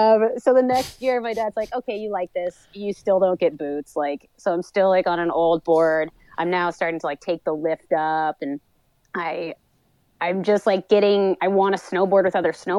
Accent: New York, United States; moved away as an adult; now in Canada; I grew up in New York State

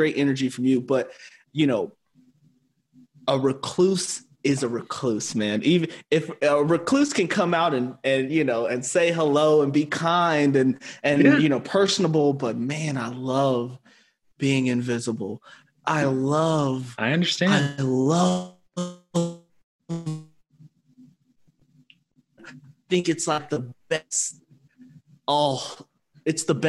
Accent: Arizona, United States; we are from Arizona

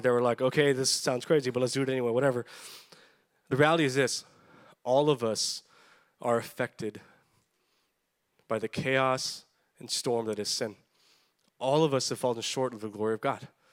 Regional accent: Edinburg, Texas, United States; growing up in South Texas, growing up in the Valley, I went to Edinburgh North High School

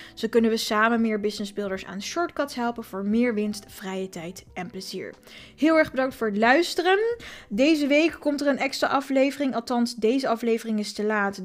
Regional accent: Voorburg, South Holland, Netherlands; ik kom uit Voorburg, mensen. Daar spreken we met de R en met twee woorden.

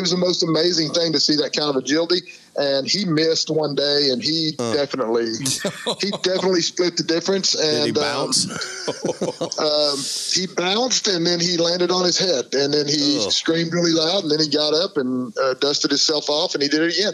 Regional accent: Arkansas, United States; also born or lived in Weatherford, Texas; I'm in Arkansas right now. This is my home state, and um, I live in Little Rock

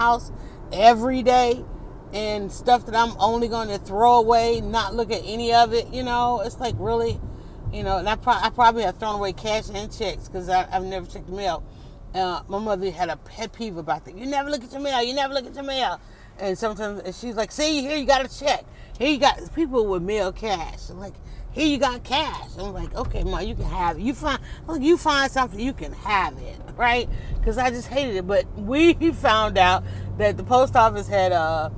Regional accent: Atlanta, Georgia, United States; I'm from Atlanta, so I know the back roads

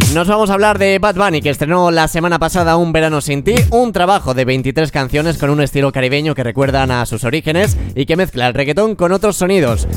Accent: Extremadura, Spain; yo soy extremeño

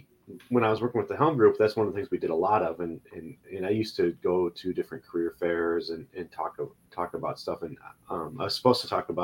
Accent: Midwest, United States; I'm cheap and I'm from the Midwest

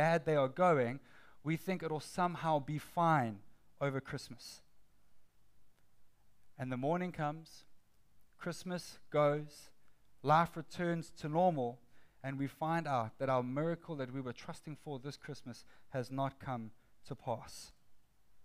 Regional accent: Johannesburg, Gauteng, South Africa; For me, in the early years of my childhood, I grew up in Johannesburg, South Africa

